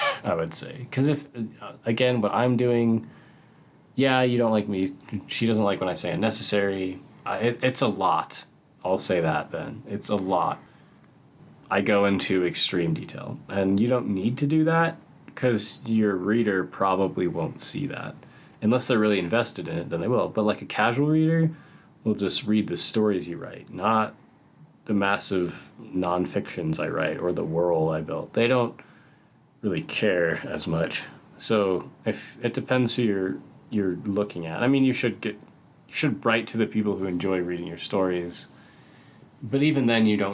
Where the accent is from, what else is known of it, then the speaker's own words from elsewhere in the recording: Colorado, United States; I'm from Colorado